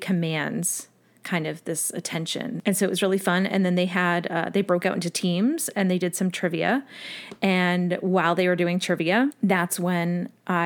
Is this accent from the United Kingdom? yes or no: no; Massachusetts, United States; now in Raleigh, United States; being from Massachusetts